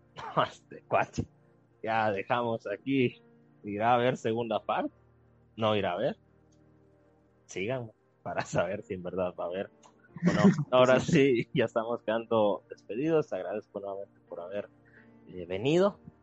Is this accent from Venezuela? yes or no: no; Guatemala